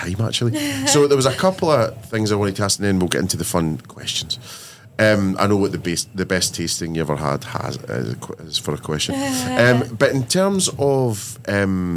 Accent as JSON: {"language": "English", "region": "Scotland", "country": "United Kingdom", "said": "as the minority being Scottish and a bit ginger"}